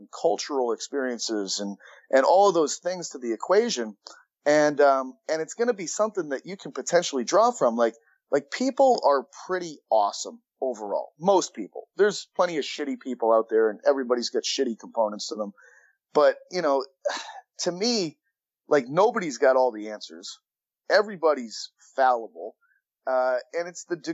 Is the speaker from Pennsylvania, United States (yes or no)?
no; Massachusetts, United States; now in New York, United States; I'm from Massachusetts and now I live in New York